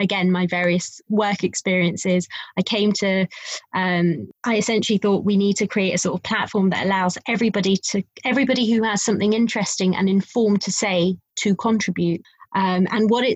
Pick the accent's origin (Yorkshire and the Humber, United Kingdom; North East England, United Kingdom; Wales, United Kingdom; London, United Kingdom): London, United Kingdom; Wembley; I'm a girl from Wembley